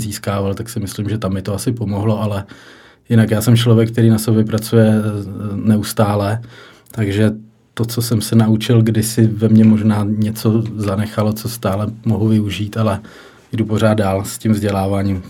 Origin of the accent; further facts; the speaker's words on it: Pardubice, Pardubice Region, Czechia; moved away as an adult; also born or lived in Ostrava / Hradec Králové; now in Líbeznice, Czech Republic; Já jsem žil v Pardubicích. Jo. Nějakých 20 let, takže to byl, ty první tři roky byly v Pardubicích, takže jsem bydlel doma